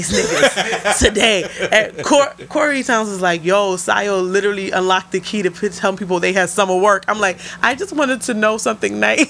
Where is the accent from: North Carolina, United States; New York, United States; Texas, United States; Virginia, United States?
New York, United States; New York City; I'm from the Bronx.